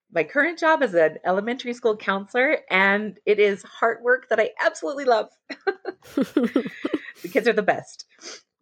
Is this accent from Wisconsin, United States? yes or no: no; Arizona, United States; also born or lived in Utah; I was born in Utah and grew up in Arizona